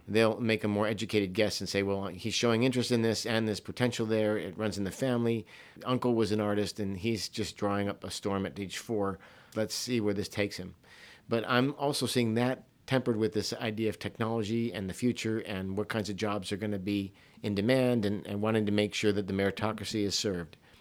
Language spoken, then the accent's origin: English; Hawaii, United States; young person growing up in Hawaii at a private school where I was only in one school from kindergarten all the way through twelfth grade